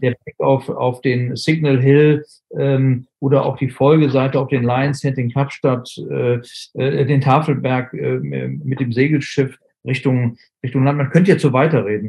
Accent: Germany; bei uns in Deutschland

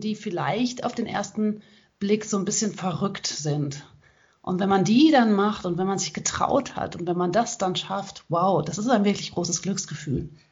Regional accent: Hagen, North Rhine-Westphalia, Germany; ich komme aus Hagen

